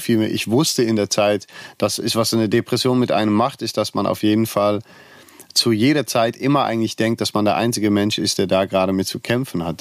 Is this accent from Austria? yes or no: no; Netherlands; now in Cologne, Germany; Ich komme aus Holland und bin in Köln geblieben